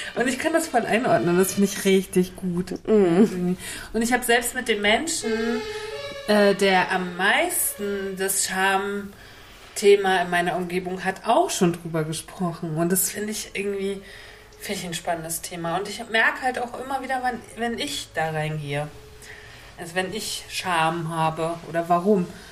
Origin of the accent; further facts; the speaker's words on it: Mecklenburg-Vorpommern, Germany; ich so als Mecklenburgerin